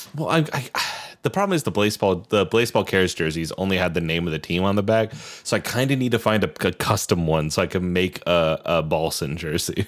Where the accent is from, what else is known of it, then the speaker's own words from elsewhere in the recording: Iowa, United States; five, six, three, which is my hometown's area code